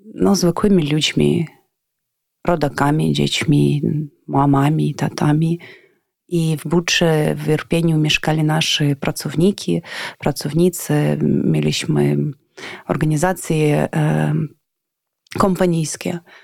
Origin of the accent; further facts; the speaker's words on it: Ivano-Frankivsk, Ivano-Frankivsk Oblast, Ukraine; Polish is a second language; moved away as an adult; now in Kyiv, Ukraine; jestem z Iwano-Frankiwska, a do Kijowa przyjechałam o 2005